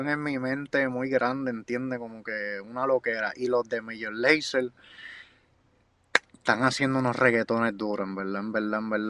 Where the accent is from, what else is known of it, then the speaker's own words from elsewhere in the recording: Guaynabo, Puerto Rico; Ahí me crié yo en Guaynabo, yo salí de Guaynabo para que sepan.